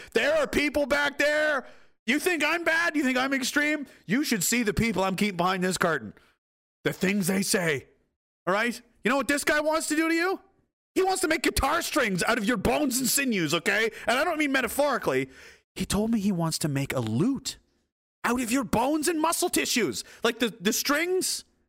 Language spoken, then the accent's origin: English; Pictou County, Nova Scotia, Canada; I'm from Pictou County, Nova Scotia.